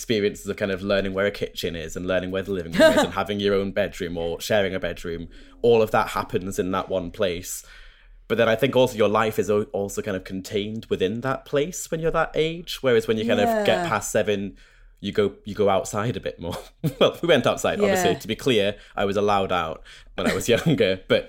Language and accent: English; Scotland, United Kingdom; now in England; I only really remember kind of growing up in Scotland, and I left there in 2016, 2017, and I've lived back in England again because that's where work is.